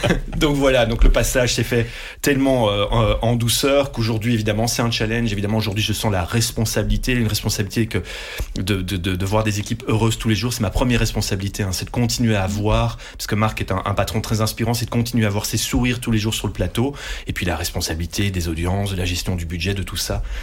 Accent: Dutch-speaking, Flanders, Belgium; first language Dutch; French is a second language; je suis néerlandophone euh, d'origine, mmh. euh, c'est ma langue maternelle, j'ai fait mes études en néerlandais à la base

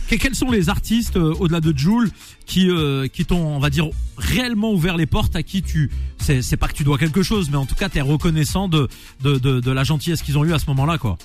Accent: Nantes, Pays de la Loire, France; je suis nantais à la base

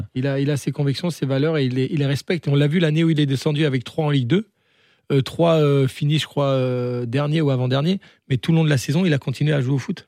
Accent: the Nord, Hauts-de-France, France; moved away; also born or lived in Strasbourg / Spain; je viens du Nord

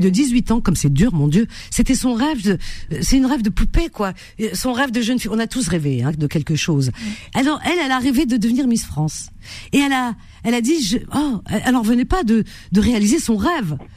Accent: Cherchell, Tipaza Province, Algeria; dans ma ville natale, Cherchel

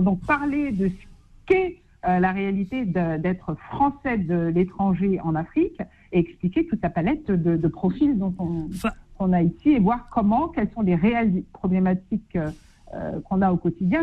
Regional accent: Paris, Île-de-France, France; moved away as an adult; now in Senegal; J'ai vécu toute ma vie à Paris, c'est vrai, mais ça fait six ans hein, que j'ai fait le choix de, de quitter mon bureau au 28e étage

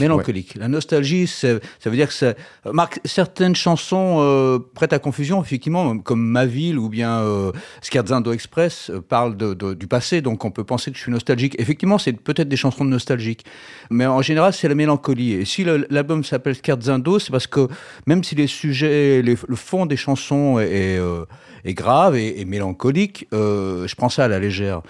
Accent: Lyon, Auvergne-Rhône-Alpes, France; on est des Lyonnais

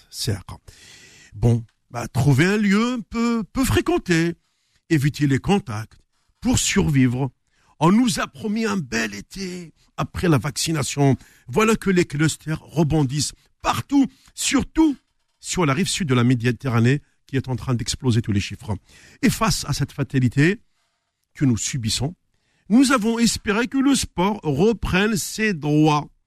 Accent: Tixirt, Algeria; also born or lived in Paris, France; now in France; je me retrouve chez moi à Tixirt

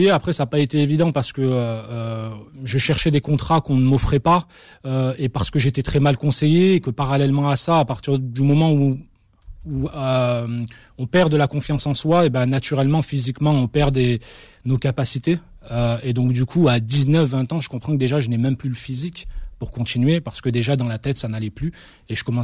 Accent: Algeria; now in France; je pense avoir le droit de considérer que je suis un Algérien et que je resterai finalement un Algérien jusqu'à la fin de ma vie sur la terre de la République française

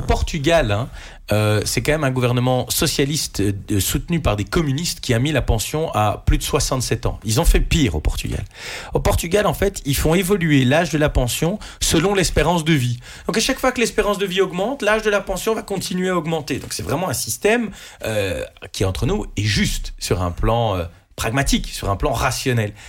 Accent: Mons, Wallonia, Belgium; moi, je suis un Montois qui vit à Mons

